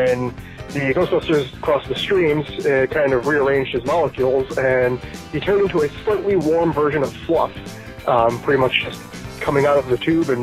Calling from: Rhode Island, United States; I'm calling from Rhode Island

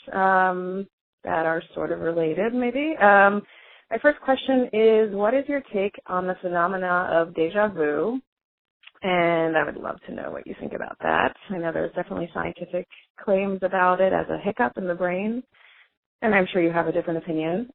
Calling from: Portland, Oregon, United States; I'm calling you from Overcast, Portland, Oregon

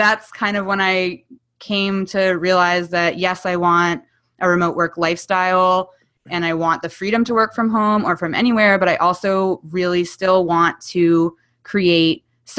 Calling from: Somers Point, New Jersey, United States; I am in Summers Point, New Jersey, which is about 50 minutes east of Philadelphia and about 15 minutes south of Atlantic City.

